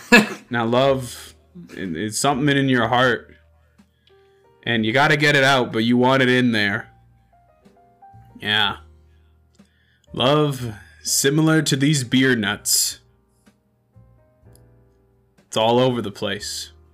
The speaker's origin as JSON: {"language": "English", "region": "Maine", "country": "United States", "tie": "born or raised there", "lives_now": "France", "said": "So, I'm not extremely well traveled. You see, I grew up in Maine."}